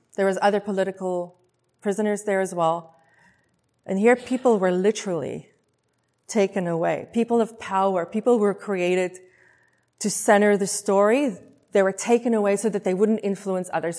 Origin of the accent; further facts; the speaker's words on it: South Africa; moved away as an adult; also born or lived in Taiwan; now in Vancouver, Canada; I was born and raised in South Africa